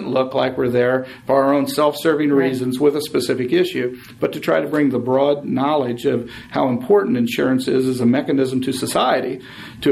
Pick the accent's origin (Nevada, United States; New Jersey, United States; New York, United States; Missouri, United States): Missouri, United States; St. Louis; moved away as an adult; now in Los Angeles, United States; I've lived here since the late 80s. I'm from St. Louis area originally